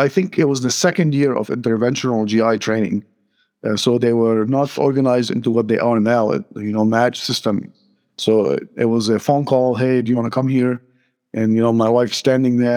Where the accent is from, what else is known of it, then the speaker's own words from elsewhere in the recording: Lebanon; moved away as an adult; also born or lived in North Carolina, United States; now in Phoenix, United States; Born and raised in Lebanon until my mid-20s when I moved to the United States